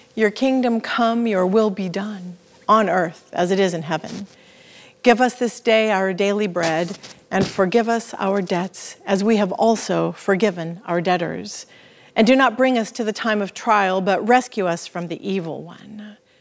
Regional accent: the Northwest, Pacific Northwest, United States; We're from the Northwest.

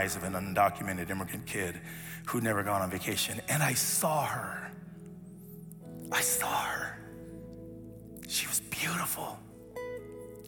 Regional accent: United States; I grew up here in the States when we moved out here.

